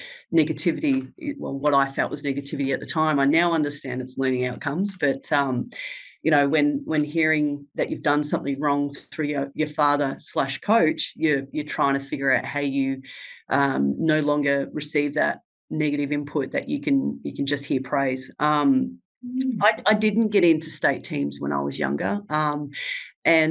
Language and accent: English; Ballarat, Victoria, Australia; I was born and bred in Ballarat